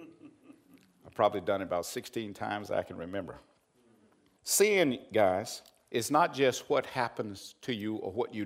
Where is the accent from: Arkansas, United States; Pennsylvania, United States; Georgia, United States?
Arkansas, United States; I'm from Arkansas